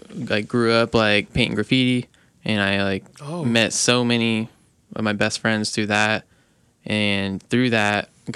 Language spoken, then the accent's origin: English; Indianapolis, Indiana, United States; I'm from Indy, born and raised.